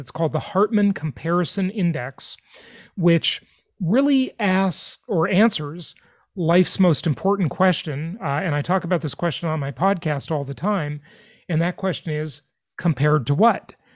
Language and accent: English; Los Angeles, California, United States; now in Florida, United States; my hometown where I grew up, Los Angeles, California.